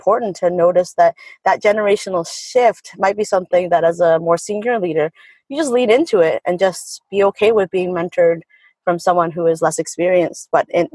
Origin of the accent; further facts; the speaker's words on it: Canada; as a Canadian